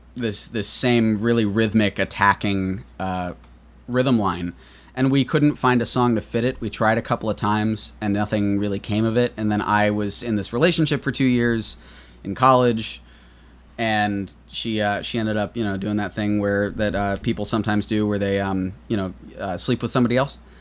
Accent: New York City, New York, United States; I grew up in New York City, uh, born and raised

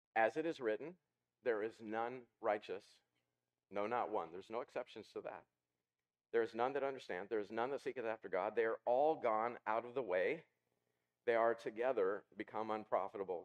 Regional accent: Ozark Mountains, the Ozarks, United States; when I was a kid, I grew up in the in the Ozark Mountains.

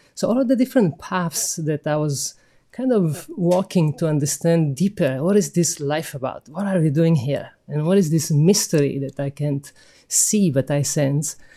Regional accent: Sicily, Italy; I'm from Sicily

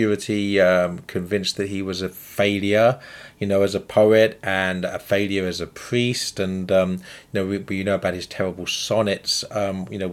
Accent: England, United Kingdom; now in United States; I'm a Brit, I'm an Englishman that came to America

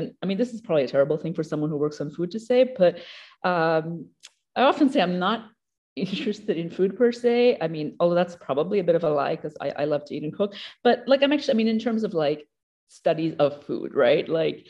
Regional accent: Papua New Guinea; also born or lived in Australia; it occasionally comes out in my accent here and there. I grew up in Papua New Guinea and Australia.

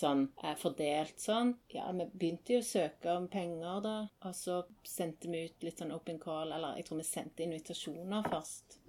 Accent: Stavanger, Rogaland, Norway; moved away as an adult; also born or lived in Tromsø; jeg var, hjemme i Stavanger i to-tre år i mellomtiden

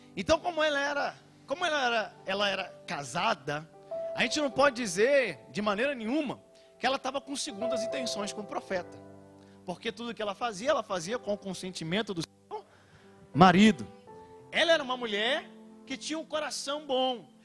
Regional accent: Rio de Janeiro, Brazil; Eu sou carioca

